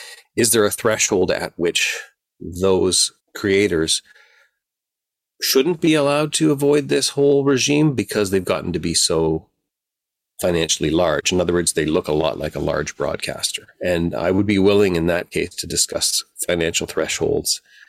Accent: Canada; I live in Canada and I produced this video and I'm Canadian and I uploaded it myself in Canada

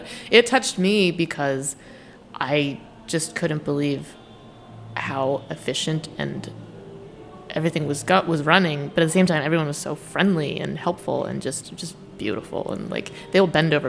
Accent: Philadelphia, Pennsylvania, United States; also born or lived in China; I'm from Philly

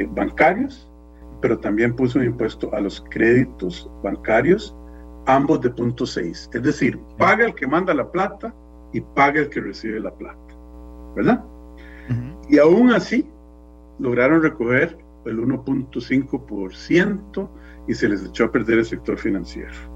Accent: Costa Rica; como costarricense

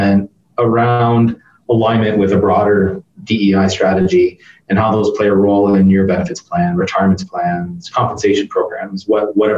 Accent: Canada; as a Canadian

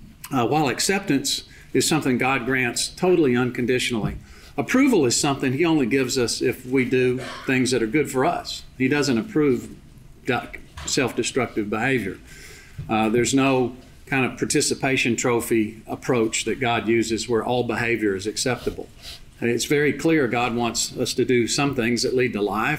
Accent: Big Spring, Texas, United States; also born or lived in Littlefield, Texas; moving to Big Spring and growing up and playing basketball and going to Texas Tech

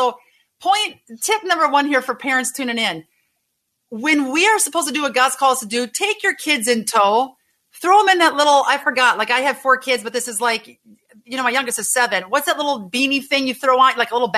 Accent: Green Bay, Wisconsin, United States; Green Bay, Wisconsin, my hometown

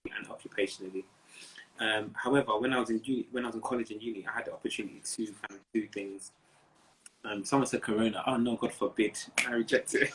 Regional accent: Nigeria; I'm Nigerian. Um, Nigerian. Both, both my parents are Yoruba

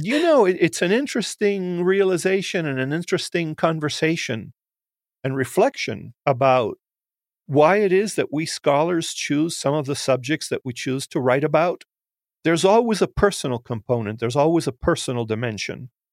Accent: United States; I'm Cuban American. I'm, uh, first generation, first born. I can honestly say I was made in Cuba, but born in the United States.

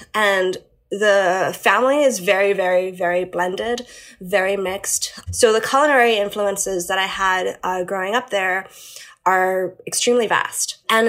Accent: Hong Kong; moved away as an adult; also born or lived in Hawaii / New York; now in Philadelphia, United States; So I grew up in both places. My younger childhood, I was in Hawaii, and then like summers and winters, we spent in Hong Kong. And then when we properly moved to Hong Kong before the handover, I spent like summers and winters back in Hawaii.

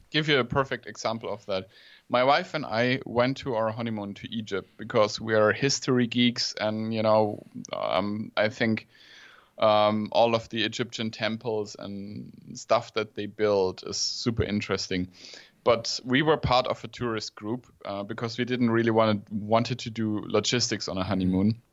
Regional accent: Germany; in Germany we we always like to see the negative

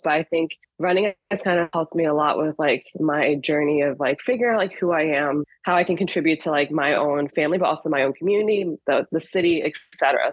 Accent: Chicago, Illinois, United States; also born or lived in France / Ohio / Evanston; I am originally from Chicago, so grew up here

